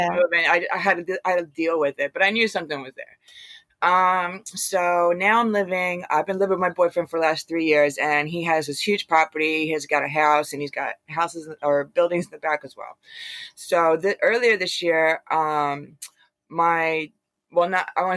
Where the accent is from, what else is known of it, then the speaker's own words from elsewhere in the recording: Bucks County, Pennsylvania, United States; moved away as an adult; now in New Jersey, United States; I'm originally from Bucks County, Pennsylvania